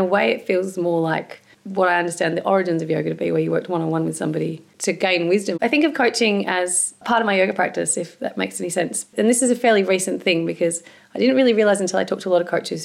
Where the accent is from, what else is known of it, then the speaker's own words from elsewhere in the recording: Tasmania, Australia; I grew up in Tasmania